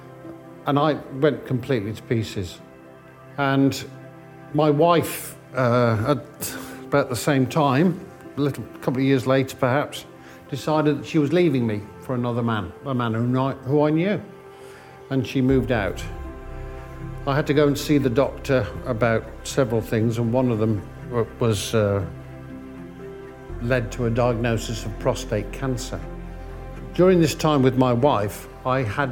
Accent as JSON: {"language": "English", "town": "Bromsgrove", "region": "West Midlands", "country": "United Kingdom", "tie": "born or raised there", "said": "I was brought up in Bromsgrove"}